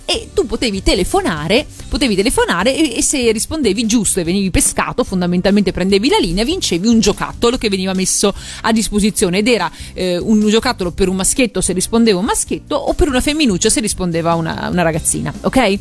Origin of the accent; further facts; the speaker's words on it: Veneto, Italy; che sono veneta come te